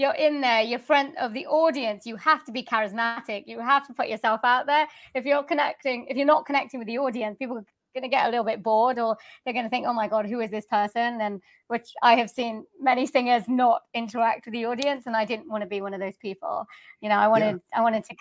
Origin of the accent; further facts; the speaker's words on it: Swansea, Wales, United Kingdom; also born or lived in Leeds; I am born and raised in Wales